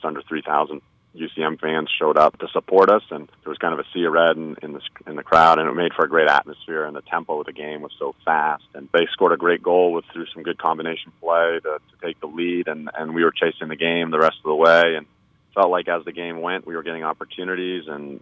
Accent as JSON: {"language": "English", "country": "Canada", "tie": "born or raised there", "also_born_or_lived": "England", "moved": "yes", "lives_now": "United States", "said": "I was born in England but grew up in Canada"}